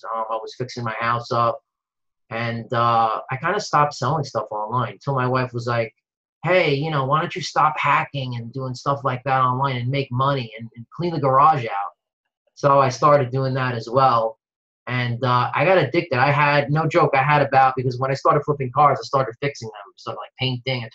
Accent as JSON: {"language": "English", "town": "New York City", "region": "New York", "country": "United States", "moved": "yes", "lives_now": "New Jersey, United States", "said": "I'm from New Jersey, originally from New York City"}